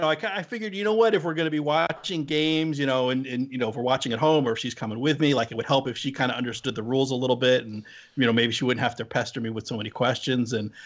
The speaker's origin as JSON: {"language": "English", "region": "New Jersey", "country": "United States", "also_born_or_lived": "Southern California", "said": "my home state team, the New Jersey Devils"}